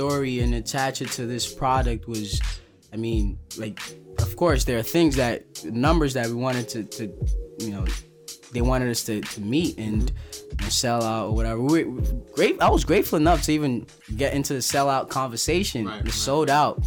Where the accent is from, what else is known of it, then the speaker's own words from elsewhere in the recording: Nigeria; now in New York City, United States; I went back to Nigeria to document my hometown where I was like raised, you know, in addition to my current New York City lifestyle